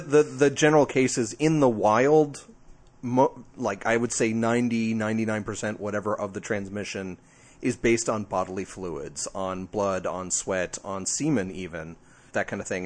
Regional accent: New Jersey, United States; I'm from Jersey.

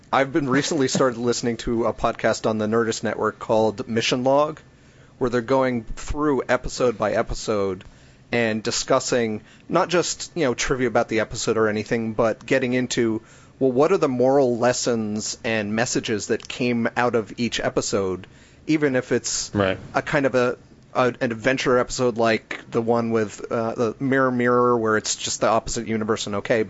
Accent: New Jersey, United States; moved away as an adult; also born or lived in Ohio / Los Angeles / Chicago; now in Texas, United States; I grew up in New Jersey, went to college in Ohio, and then moved to Los Angeles for a long time

